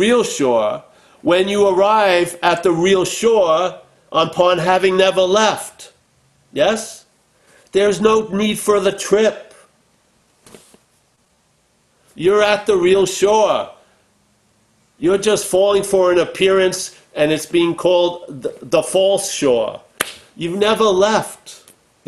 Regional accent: Long Island, New York, United States; I'm from Long Island, New York, not from, you know, Calcutta

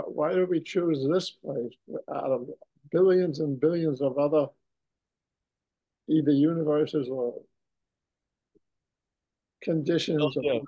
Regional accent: Woodside, New York, United States; But I just want to also add that I'm from Woodside, Queens, so I'm very close to this.

